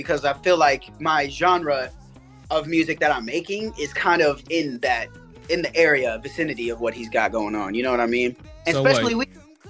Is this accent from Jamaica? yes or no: no; Tacoma, Washington, United States; I'm from Tacoma, Washington State. So that's all the way on the west side, like near Seattle. Like 20 minutes, 30 minutes down the way from Seattle. I moved around a lot.